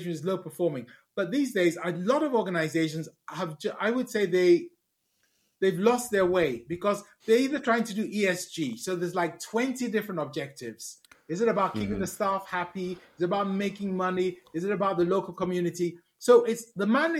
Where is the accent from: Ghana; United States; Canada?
Ghana; moved away; also born or lived in United Kingdom; I was born in Ghana.